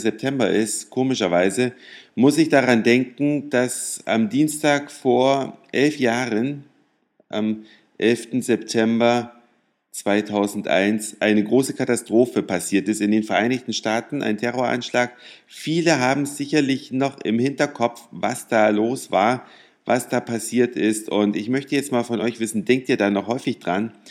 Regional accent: Germany; als Deutsche

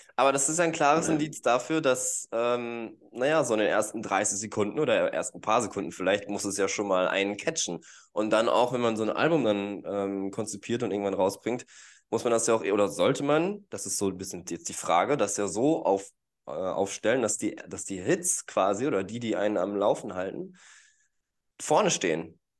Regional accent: Gütersloh, North Rhine-Westphalia, Germany; moved away; ursprünglich bin ich aus Gütersloh, ist ja nicht so weit weg

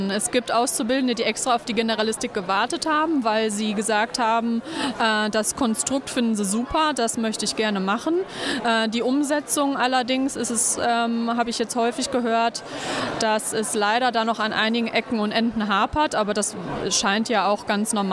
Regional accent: Münster, North Rhine-Westphalia, Germany; ich bin …, ich komme aus Münster.

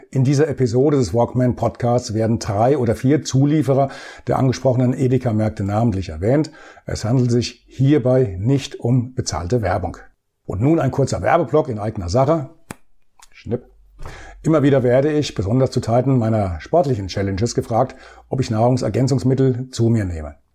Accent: Bad Orb, Hesse, Germany; starte ich mit meinem Einsatz in einem Lebensmittelmarkt in meiner Heimatstadt Bad Orb.

